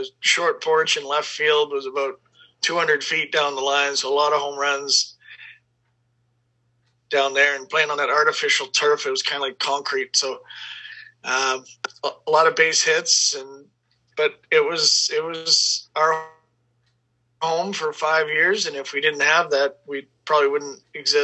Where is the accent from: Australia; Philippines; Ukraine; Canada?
Canada; Portage la Prairie, Manitoba; I grew up in Portage Prairie